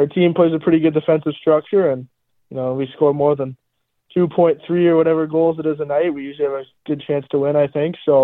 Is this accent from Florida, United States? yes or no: yes; Melbourne, Florida, United States; now in Youngstown, United States; I am from Melbourne, Florida